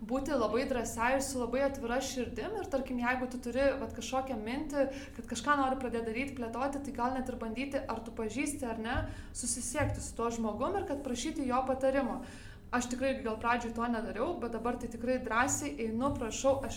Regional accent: Lithuania; now in Denmark; aš esu lietuvė

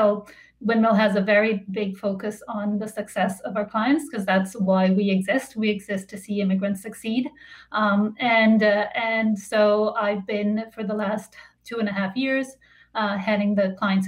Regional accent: Colombia; now in Canada; I am an immigrant myself. I came to Canada from Colombia with my family in 2001.

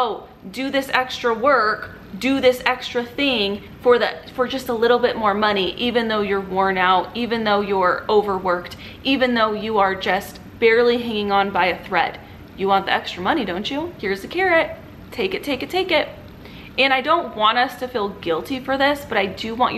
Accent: Southern California, United States; I grew up in Southern California.

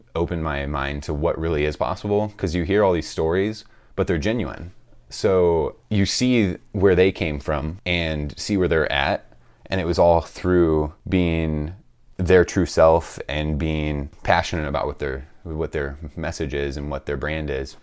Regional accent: St. Louis, Missouri, United States; I'm from Saint Louis, Missouri

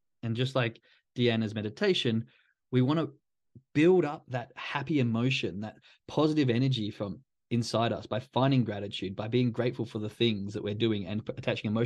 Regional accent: Perth, Western Australia, Australia; moved away; I'm from Australia, from Perth

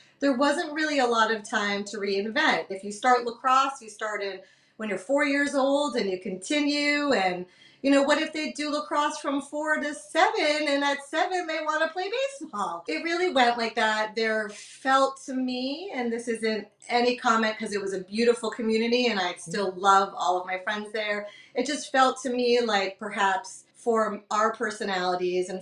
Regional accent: Massachusetts, United States; moved away as an adult; also born or lived in Westchester, New York; now in The Hamptons, United States; We're not from Westchester. We're actually from Massachusetts. We're transient to the New York area, but have been here in the whole metro area since college

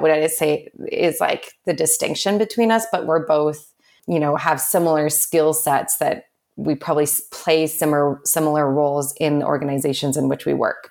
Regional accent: Vancouver, British Columbia, Canada; I'm from Vancouver originally

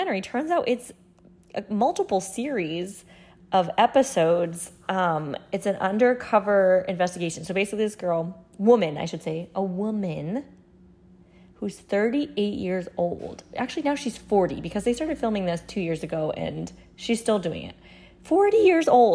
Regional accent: New England, United States; growing up in New England

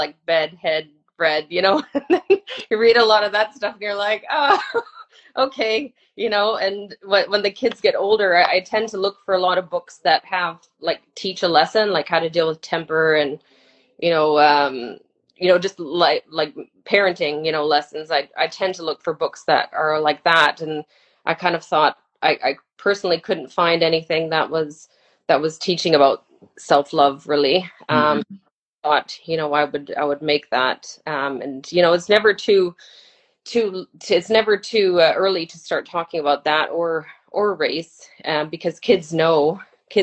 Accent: Germany; also born or lived in Canada / Spain; now in United Kingdom; when I was born in Canada, when I was 4, I moved to Germany. So I grew up in Germany, German school, spoke English at home

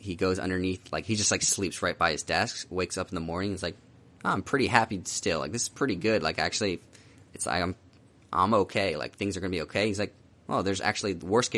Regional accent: Philadelphia, Pennsylvania, United States; moved away as an adult; also born or lived in Virginia / Southern California; I'm from Philly

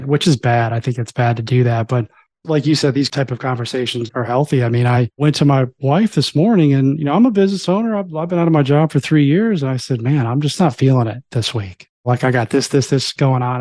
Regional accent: Florida, United States; I grew up in Florida, too

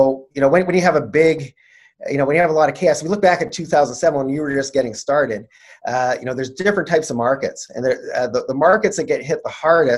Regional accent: Canada; I'm Canadian

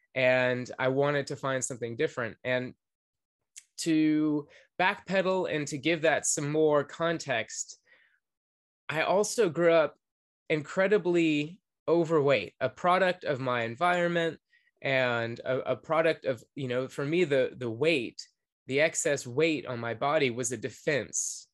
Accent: Atlanta, Georgia, United States; I grew up in Atlanta, Georgia

